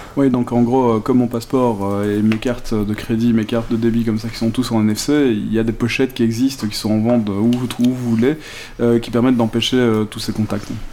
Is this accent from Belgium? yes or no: yes; Belgium